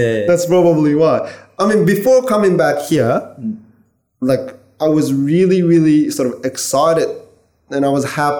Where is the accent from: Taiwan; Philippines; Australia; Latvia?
Australia; Yeah, so I was allowed to play {S2} on the, {S3} as Australian.